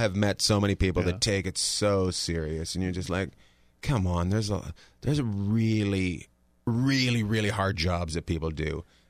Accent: Canada; I grew up in Canada.

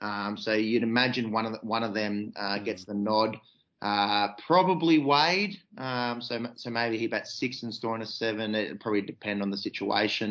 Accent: Australia; as an Aussie cricket fan

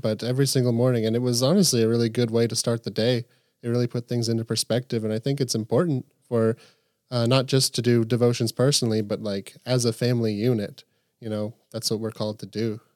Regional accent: Camp Nathanael, Kentucky, United States; I grew up here, and so I've been pretty immersed in a Christian household

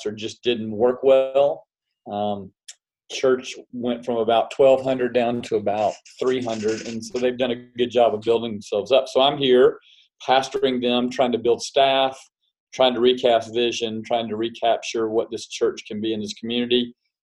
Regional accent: South Carolina, United States; born and raised in South Carolina

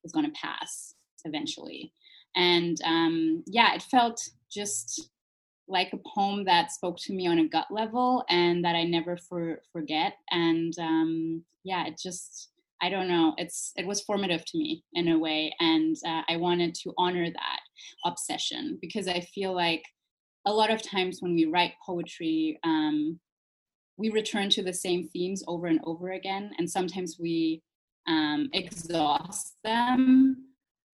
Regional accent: Germany; I was born and raised in Germany

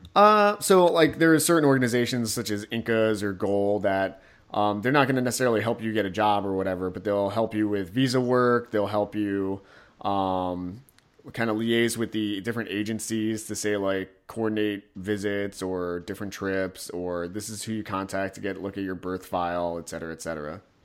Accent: United States; also born or lived in South Korea; I was raised in America

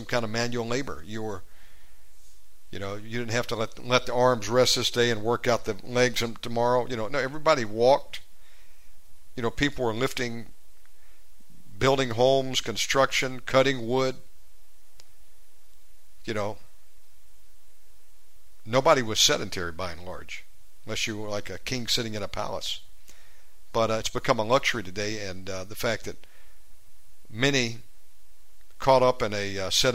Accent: United States; moved away; I have to maintain a USA phone number as an American

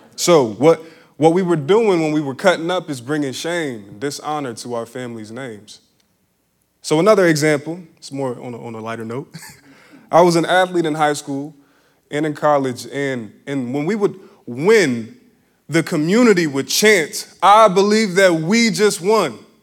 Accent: Philadelphia, Pennsylvania, United States; growing up in Philly

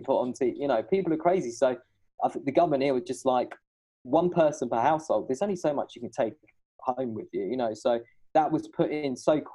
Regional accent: Shoreham-by-Sea, South East England, United Kingdom; moved away as an adult; also born or lived in Brighton; now in Hangzhou, China; Brighton, where I'm from. And I'm trying to sound cool. I'm more from Shoreham. I was born in Brighton

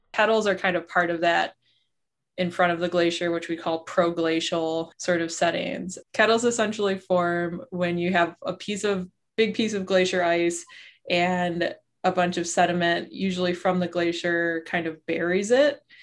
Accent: southeastern Wisconsin, United States; I grew up in Wisconsin. I'm from southeastern Wisconsin

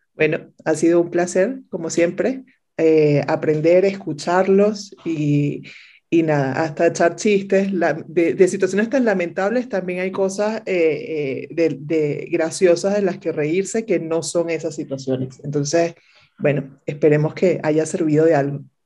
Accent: Venezuela; moved away as an adult; mi país natal, de, Venezuela, en Caracas

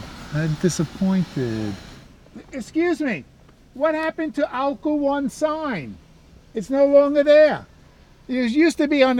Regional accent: New York City, New York, United States; This is the co-op where I was born.

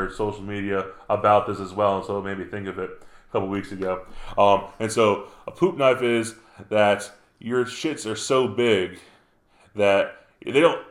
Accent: New York, United States; Up in the woods in New York, in my hometown

